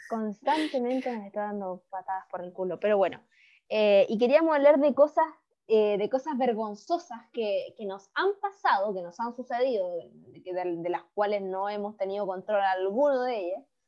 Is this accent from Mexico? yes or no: no; Chile; los que somos chilenos